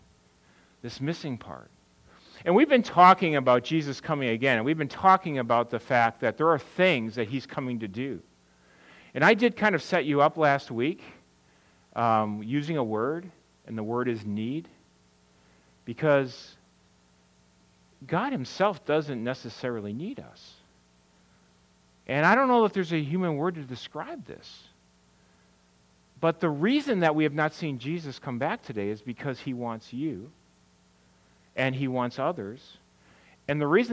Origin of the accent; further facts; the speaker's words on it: Wisconsin, United States; moved away; I'm from Wisconsin